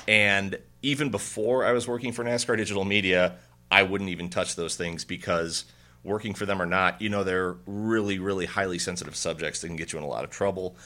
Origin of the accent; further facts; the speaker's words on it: Indiana, United States; I'm from Indiana.